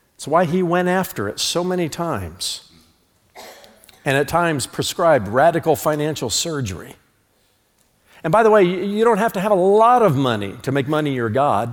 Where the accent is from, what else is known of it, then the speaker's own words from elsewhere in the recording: United States; I'm an American, not an Americant